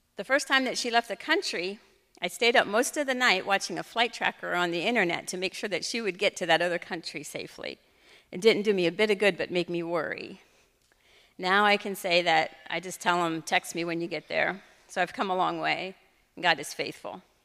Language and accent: English; Fredericksburg, United States; I grew up in Fredericksburg